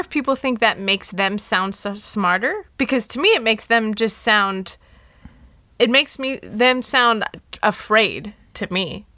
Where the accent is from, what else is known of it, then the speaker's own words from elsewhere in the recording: Los Angeles, California, United States; I was born in L